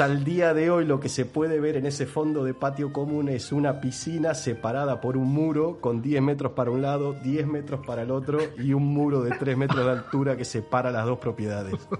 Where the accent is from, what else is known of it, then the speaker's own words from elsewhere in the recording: Pellegrini, Buenos Aires Province, Argentina; Yo nací en un pueblo, vamos a ponerle un nombre al pueblo, el pueblo se llama Pellegrini, está ubicado a unos 500 kilómetros de la ciudad de Buenos Aires